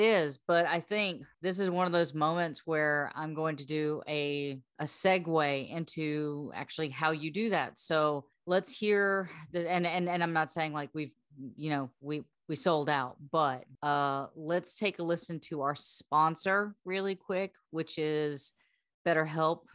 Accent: the South, United States; we're from the South

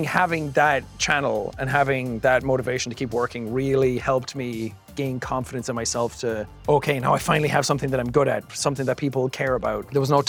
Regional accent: Ireland; accent: Irish; what's the most stereotypical Irish thing I can think of? My accent has shifted quite a bit since I started. I'm way more American sounding than I used to be.

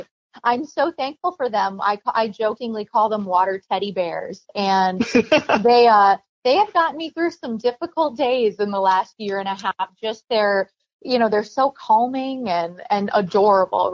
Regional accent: Minnesota, United States; my home state team

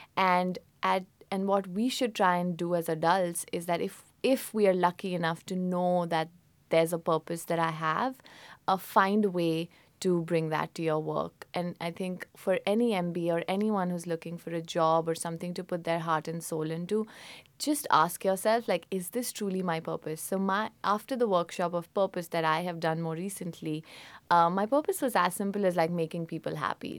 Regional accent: Mussoorie, Uttarakhand, India; moved away; I grew up in India. Uh, it's a place called Missouri

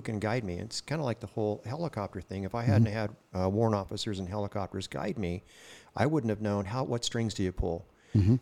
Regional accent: Oildale, California, United States; born or raised there; also born or lived in Kern County

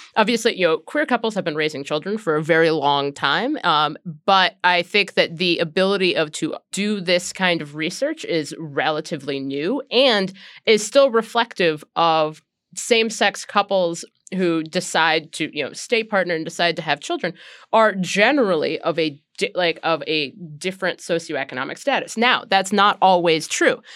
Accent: Ohio, United States; when I was a tiny child growing up in Ohio

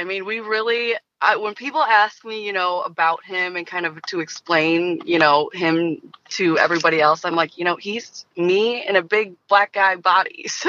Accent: Detroit, Michigan, United States; Listen, buddy, I'm from Detroit. I know what it's like to lose.

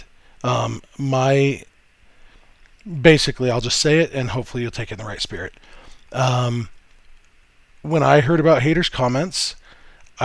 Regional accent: Southern California, United States; I grew up in Southern California

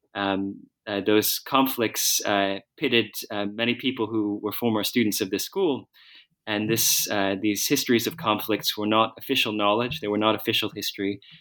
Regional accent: outside Philadelphia, Pennsylvania, United States; I was born in the United States, uh, outside Philadelphia, and I went to school in the Philadelphia area

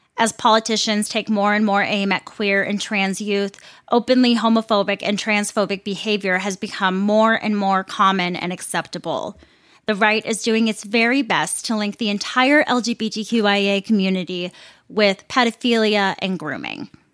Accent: Roseville, Minnesota, United States; the Target that I grew up going to in Roseville, Minnesota, was the first Target ever in the world

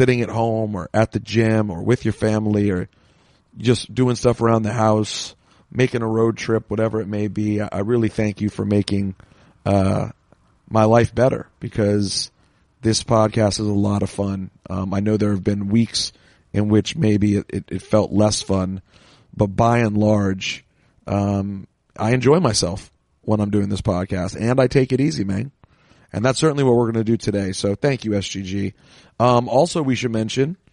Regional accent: Washington, District of Columbia, United States; my hometown of Washington, D.C.

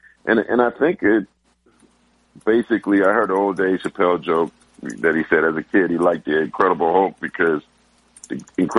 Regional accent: San Jose, California, United States; when I grew up in San Jose

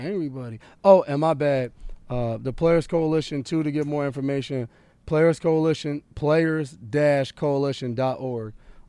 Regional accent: New York, United States; Oh, see, you could tell the way I wear my hat. I'm from New York.

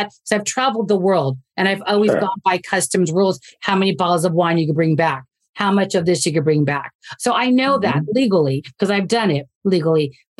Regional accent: United States; as an American

